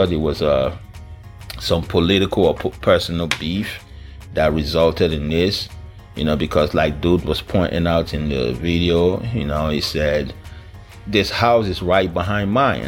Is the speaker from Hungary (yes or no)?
no; Niger Delta, Nigeria; Is it because I'm from the Niger Delta region of this country?